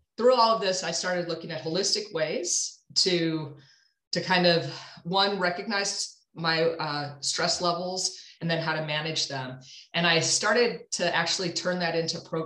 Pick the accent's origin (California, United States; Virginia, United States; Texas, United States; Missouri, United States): Missouri, United States; St. Louis; also born or lived in Evanston, Illinois; I actually was born and raised in St. Louis. So I'm a Midwest girl at heart